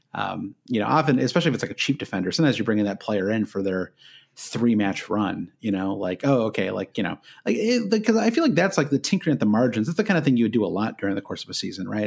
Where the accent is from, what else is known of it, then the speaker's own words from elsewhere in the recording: United States; as an American